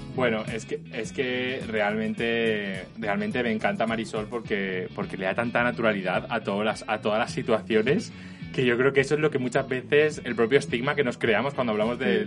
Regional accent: Elche, Valencian Community, Spain; moved away; yo soy de Elche

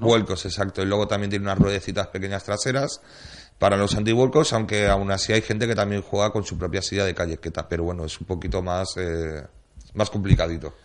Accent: Valencian Community, Spain; como valencianos que somos

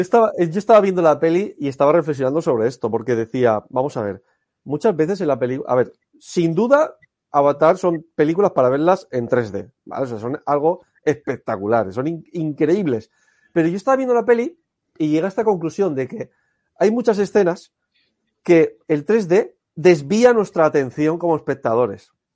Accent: Alicante, Valencian Community, Spain; Yo soy de Alicante.

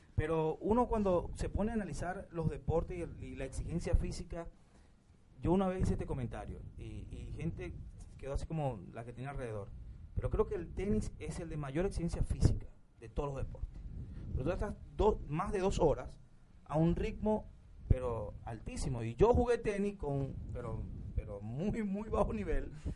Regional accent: Venezuela; como venezolano

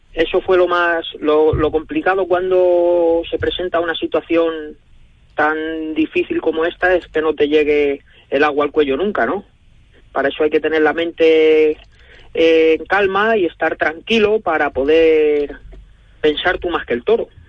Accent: Guadalajara, Castilla-La Mancha, Spain; poder volver a mi tierra

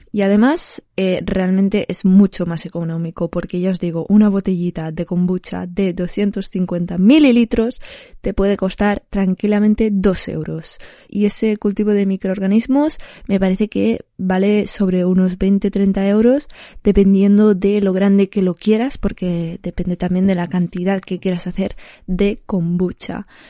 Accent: Barcelona, Catalonia, Spain; soy de Barcelona.

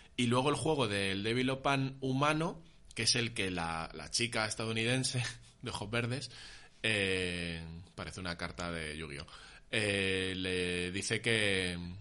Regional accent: Móstoles, Community of Madrid, Spain; mi infancia, tío, en Móstoles

